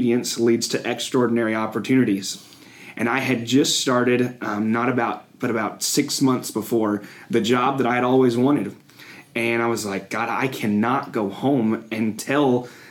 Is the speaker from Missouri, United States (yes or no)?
yes; Cape Girardeau, Missouri, United States; also born or lived in Murray, Kentucky; I grew up in the Boot Hill, actually myself, in a town called Cape Girardeau, Missouri